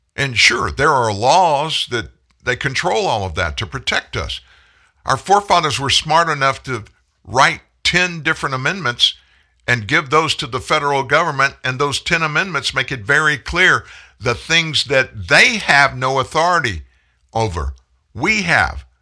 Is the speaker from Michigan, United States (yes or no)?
no; South Louisiana, United States; also born or lived in Franklin, Louisiana; I grew up in South Louisiana.